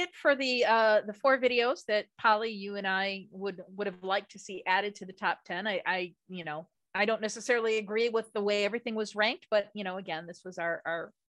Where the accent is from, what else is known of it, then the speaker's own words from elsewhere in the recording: United States; being an American